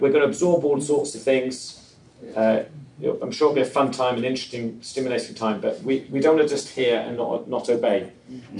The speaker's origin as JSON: {"language": "English", "region": "England", "country": "United Kingdom", "moved": "as an adult", "said": "I'm originally from England."}